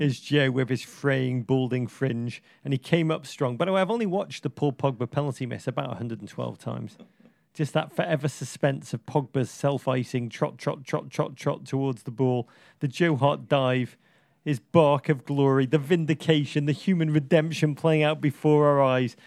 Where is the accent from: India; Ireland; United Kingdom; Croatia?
United Kingdom; England; now in United States; I'm American now